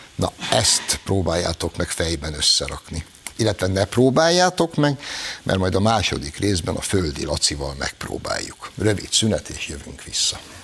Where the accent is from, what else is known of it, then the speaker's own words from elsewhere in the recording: Hungary; Magyarok vagyunk.